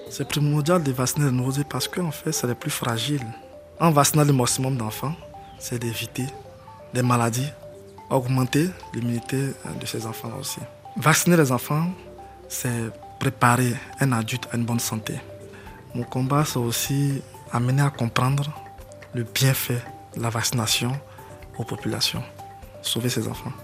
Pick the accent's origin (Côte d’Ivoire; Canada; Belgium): Côte d’Ivoire; Man, Montagnes; Je suis originaire de Mans, je suis d'ethnie Yakuba, fils de la région